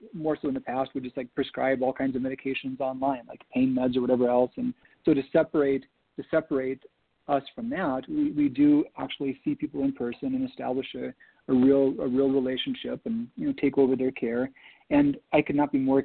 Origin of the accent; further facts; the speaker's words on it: Minnesota, United States; growing up in Minnesota